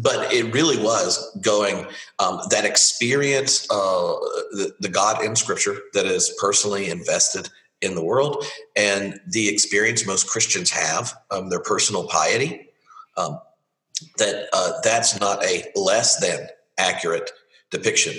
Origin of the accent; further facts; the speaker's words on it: the South, United States; moved away as an adult; now in Edinburgh, United Kingdom; as a rural Baptist growing up in the South